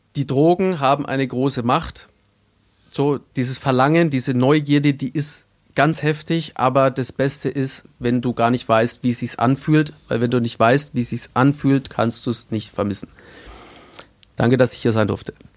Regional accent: Bavaria, Germany; ich komme aus Bayern

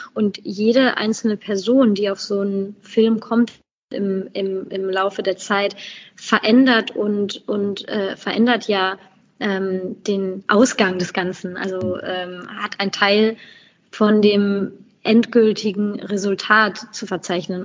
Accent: Germany; dass Deutschland äh, ist, ist auch meine berufliche Heimat

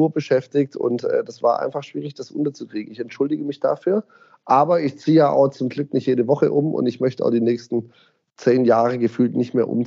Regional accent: Ditzingen, Baden-Württemberg, Germany; ich komme aus Ditzingen, bin Urditzinger, bin in Ditzingen aufgewachsen, wohne immer noch in Ditzingen, mache in Ditzingen mein Zehnjähriges

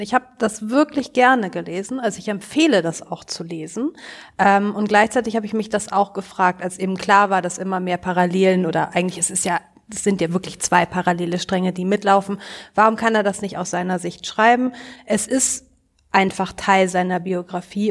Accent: West Germany, Germany; als äh, Wessi Ende der 70er geboren

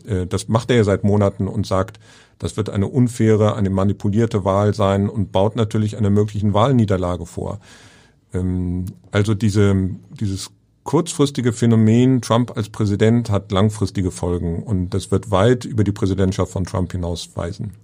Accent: Germany; als Deutscher

